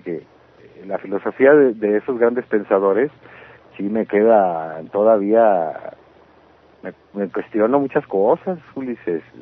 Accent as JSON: {"language": "Spanish", "region": "Baja California", "country": "Mexico", "moved": "as an adult", "lives_now": "Mexico City, Mexico", "said": "como en Baja California mismo. Sí. O sea, mi tierra"}